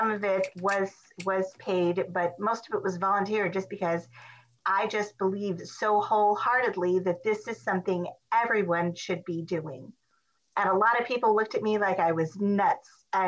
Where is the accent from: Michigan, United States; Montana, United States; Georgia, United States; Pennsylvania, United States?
Montana, United States; I'm originally from Montana, but I've lived all over the country.